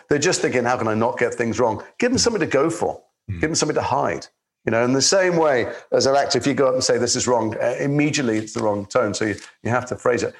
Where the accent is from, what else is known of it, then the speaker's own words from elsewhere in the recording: Liverpool, North West England, United Kingdom; I'm from Liverpool. I was a kid. I was a teenager. I went to school with your co-star